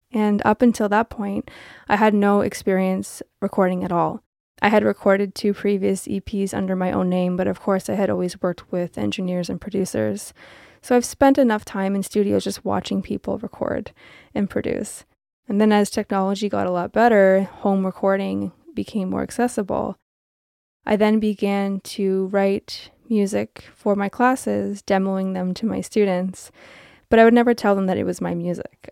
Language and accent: English; Toronto, Ontario, Canada; I am from Toronto